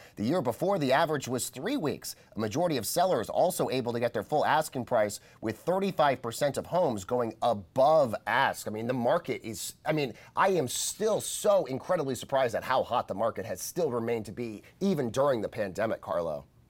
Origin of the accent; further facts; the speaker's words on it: Colorado, United States; moved away; my home state of Colorado